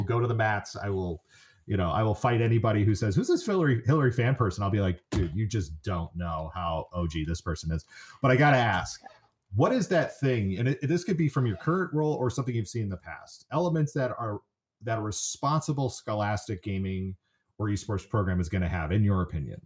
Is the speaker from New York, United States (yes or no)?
no; San Francisco area, California, United States; moved away as an adult; also born or lived in Indiana; I'm one who went from California growing up in the San Francisco area to Indiana to go to college.